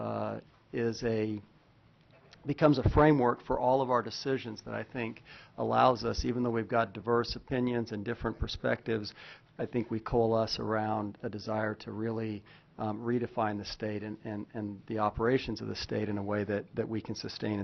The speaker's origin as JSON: {"language": "English", "region": "Oregon", "country": "United States", "also_born_or_lived": "Kansas", "moved": "yes", "lives_now": "Alaska, United States", "said": "I'm from Oregon"}